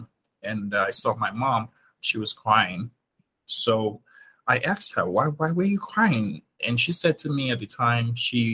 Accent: Nigeria; moved away as an adult; now in New York, United States; I was born and raised in Nigeria

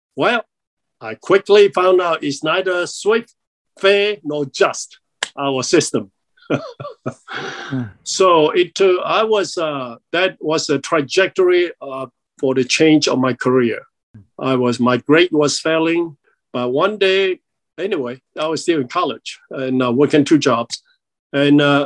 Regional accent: Malaysia; moved away as an adult; also born or lived in Chicago, Illinois; now in United States; I came from Malaysia now. It used to be British Borneo

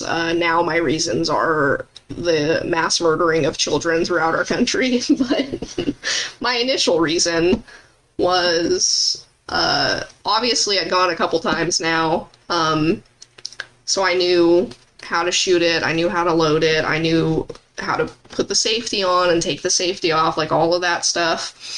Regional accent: Arizona, United States; born or raised there

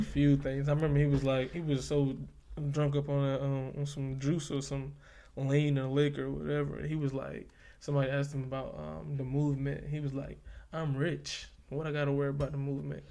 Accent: the South, United States; I'm from the South

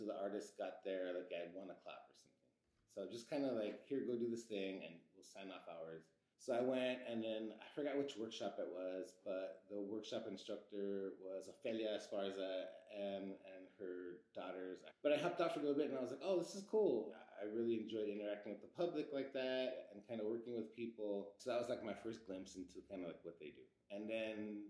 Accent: Los Angeles, California, United States; growing up in East Los Angeles

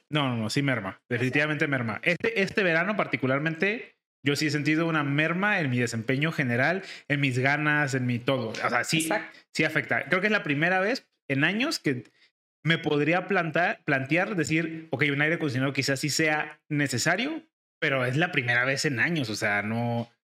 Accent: Guadalajara, Jalisco, Mexico; Nosotros somos de aquí de Guadalajara

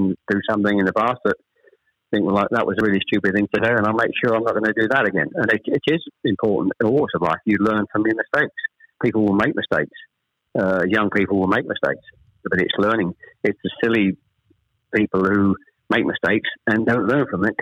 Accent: Chelmsford, East of England, United Kingdom; also born or lived in Ashton-under-Lyne, Greater Manchester; We actually moved south from Manchester. I was born in Ashton-under-Lyne. We actually moved south to Chelmsford when I was probably

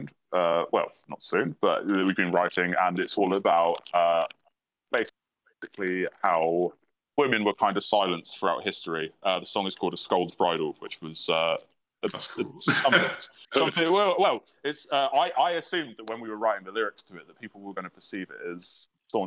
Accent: Oxford, South East England, United Kingdom; moved away; I come from Oxford originally

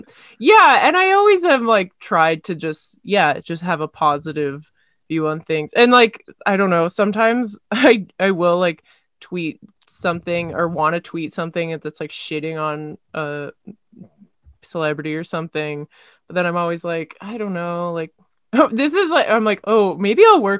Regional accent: Kamloops, British Columbia, Canada; Local theater. I grew up in Kamloops, and like so sometimes it's just not good.

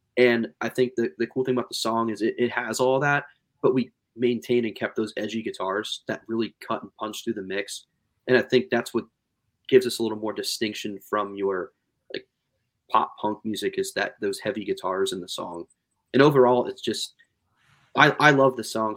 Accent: Pennsylvania, United States; we're from Pennsylvania

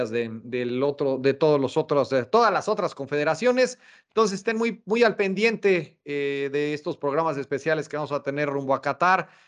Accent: Mexico; A festejar como buenos, buenos mexicanos, ¿no?

